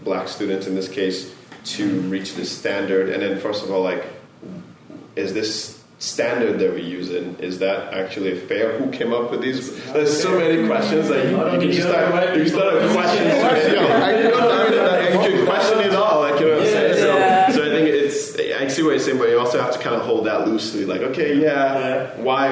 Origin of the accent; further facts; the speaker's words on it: Nigeria; moved away; growing up in Nigeria